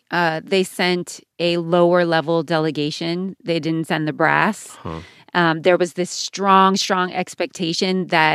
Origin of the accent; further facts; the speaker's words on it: United States; my father's from Iran, my mom is Puerto Rican, yes, I'm American, it's complicated.